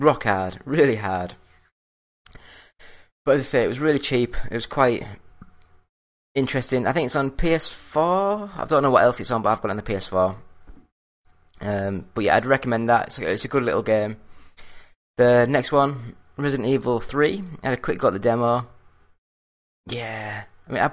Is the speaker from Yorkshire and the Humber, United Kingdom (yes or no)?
yes; Yorkshire and the Humber, United Kingdom; I'm from Yorkshire